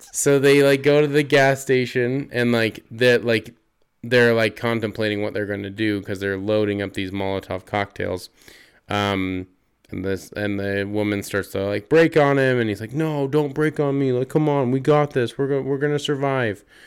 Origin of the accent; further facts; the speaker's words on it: Utah, United States; we're from Utah